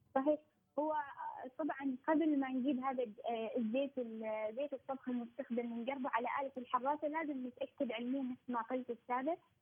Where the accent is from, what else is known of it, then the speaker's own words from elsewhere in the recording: Oman; بلدنا عمان